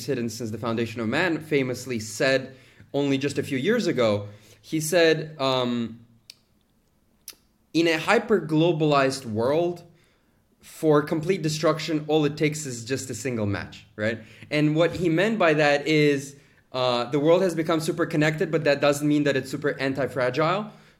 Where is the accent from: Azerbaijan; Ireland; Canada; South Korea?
Azerbaijan; also born or lived in United States; Originally, I am from Azerbaijan, went to school in the United States, studied Chinese and finance.